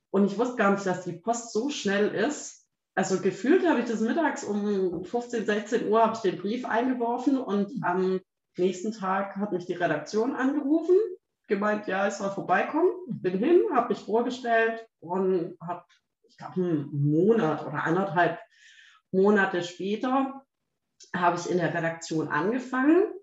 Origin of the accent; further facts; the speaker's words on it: Baden-Württemberg, Germany; Und ich dachte so, ich als Schwabe, ne? denke mir natürlich, jetzt trenne ich diese Seite da raus.